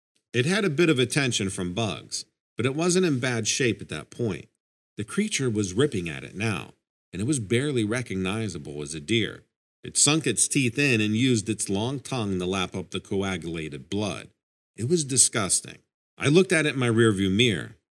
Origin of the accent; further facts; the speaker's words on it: Albany, New York, United States; I was born and raised in Albany, New York, and have always been curious about nature and animals.